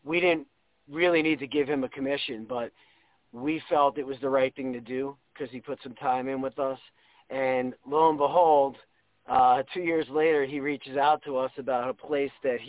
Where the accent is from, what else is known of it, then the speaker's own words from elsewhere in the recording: New Jersey, United States; moved away; also born or lived in Ohio / Cincinnati; I grew up in New Jersey